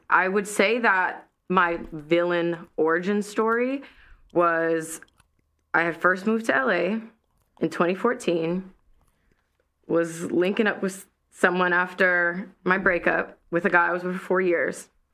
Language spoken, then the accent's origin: English; Ocean Springs, Mississippi, United States; moved away; I'm a girl from Ocean Springs, Mississippi